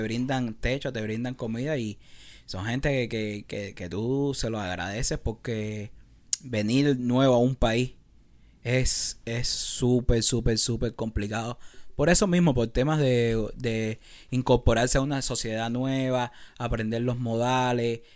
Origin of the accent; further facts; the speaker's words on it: Cuba; now in Los Angeles, United States; algo de mi cultura, algo de, lo que es cubano